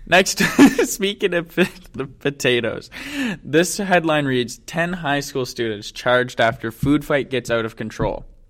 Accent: Ottawa, Ontario, Canada; we're from Ottawa

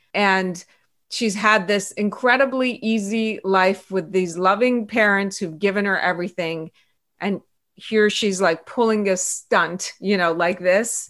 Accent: Pittsburgh, Pennsylvania, United States; English is a second language; moved away as an adult; also born or lived in Iran; now in Los Angeles, United States; that's kind of where I consider my hometown, I would say, is Pittsburgh, Pennsylvania

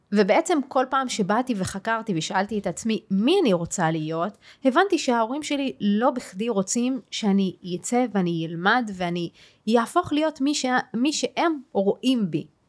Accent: Tayibe, Central District, Israel; גדלתי בטייבה. אה. אה כן, אני ערבייה ואני מוסלמית

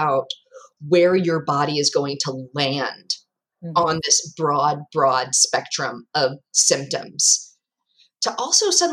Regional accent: South Georgia, United States; growing up in the South of Georgia

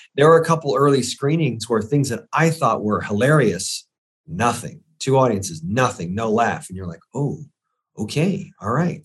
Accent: St. Petersburg, Florida, United States; I grew up in Saint Petersburg, Florida

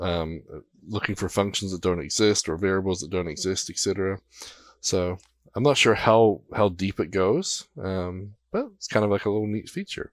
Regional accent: New Zealand; being a Kiwi

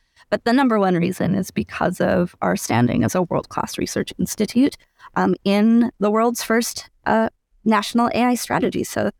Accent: Edmonton, Alberta, Canada; So I was born and raised here in Edmonton. And I remember being in elementary school and going to the EdTel Museum off White Ave.

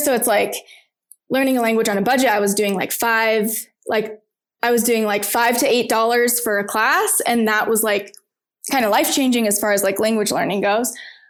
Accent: Arizona, United States; moved away as an adult; also born or lived in Chile / Italy / Turkey; Cause I'm from Arizona.

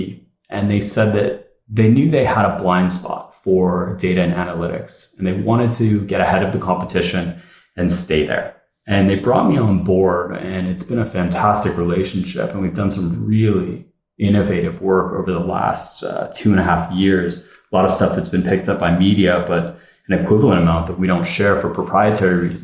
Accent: Southern California, United States; I grew up in Southern California

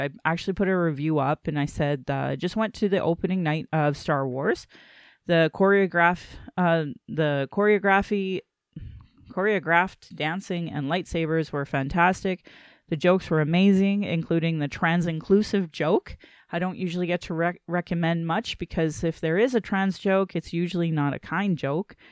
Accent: Calgary, Alberta, Canada; I was born in Calgary

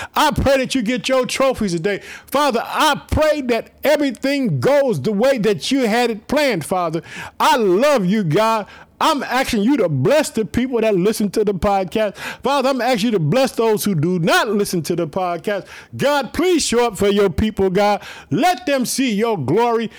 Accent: Illinois, United States; also born or lived in Chicago, Illinois; the state of Illinois, my home state

